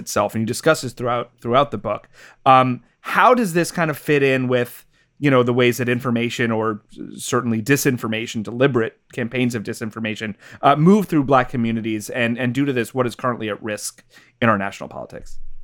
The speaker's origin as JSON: {"language": "English", "region": "New York", "country": "United States", "tie": "born or raised there", "said": "growing up in New York during the, during that time"}